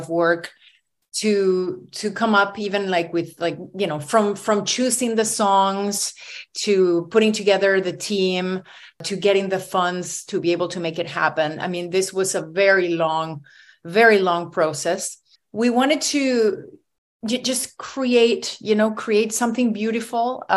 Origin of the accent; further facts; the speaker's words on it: Venezuela; now in Toronto, Canada; I'm originally from Venezuela, but this is where I live